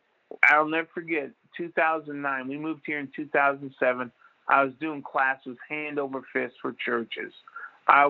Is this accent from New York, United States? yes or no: no; Jacksonville, Florida, United States; moved away; I was from Jacksonville